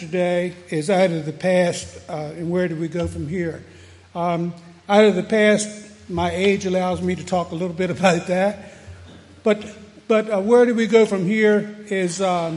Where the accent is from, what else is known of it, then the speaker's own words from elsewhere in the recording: Frederick, Maryland, United States; I grew up here in Frederick, native, went to school in Frederick at the time